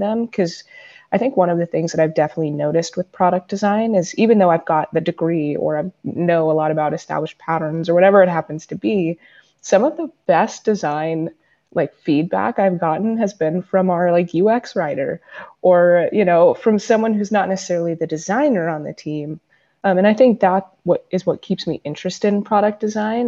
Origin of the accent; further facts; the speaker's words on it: San Diego, California, United States; I was a kid from San Diego